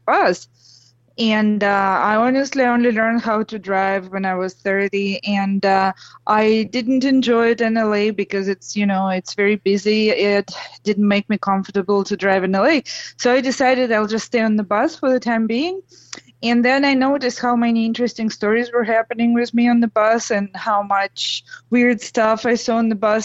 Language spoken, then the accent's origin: English; Russia; English is a second language; moved away as an adult; now in Los Angeles, United States; I'm originally from Russia and I'm almost 20 years in the US now.